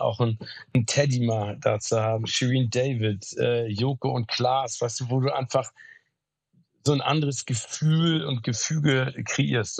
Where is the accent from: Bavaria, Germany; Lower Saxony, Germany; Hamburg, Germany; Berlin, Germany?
Hamburg, Germany; also born or lived in Phoenix, Arizona, United States; weg aus meiner Heimat Hamburg